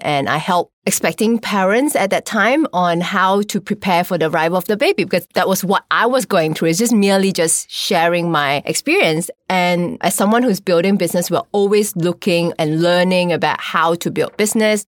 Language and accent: English; Malaysia; I'm from Malaysia